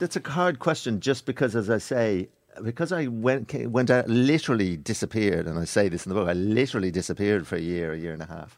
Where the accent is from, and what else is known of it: Ireland